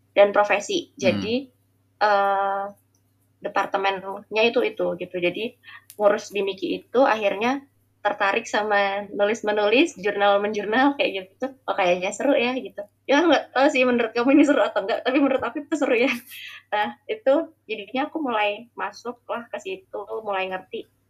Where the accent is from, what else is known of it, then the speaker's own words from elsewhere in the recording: Balikpapan, East Kalimantan, Indonesia; moved away as an adult; also born or lived in Jember; now in Balikpapan, Indonesia; aku mau SD itu pindah ke Balikpapan akhirnya sampai SMA di Balikpapan